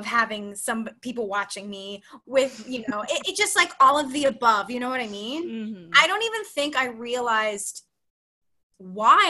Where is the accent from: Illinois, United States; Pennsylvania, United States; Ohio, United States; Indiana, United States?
Pennsylvania, United States; Philadelphia; moved away as an adult; also born or lived in Texas; now in New York City, United States; I grew up in Philadelphia, Pennsylvania